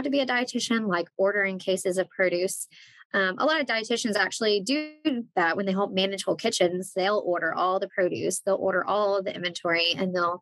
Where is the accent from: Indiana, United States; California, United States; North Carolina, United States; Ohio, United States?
North Carolina, United States; I'm from North Carolina. I'm still based in North Carolina.